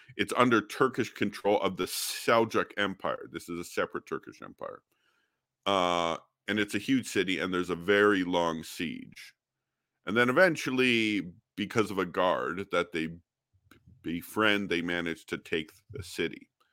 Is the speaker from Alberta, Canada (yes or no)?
yes; Alberta, Canada; I'm from Canada. uh, born and raised in Alberta